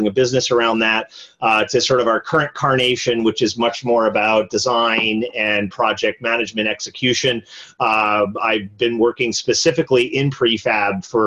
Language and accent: English; East Coast, United States; moved away as an adult; now in California, United States; I grew up on the East Coast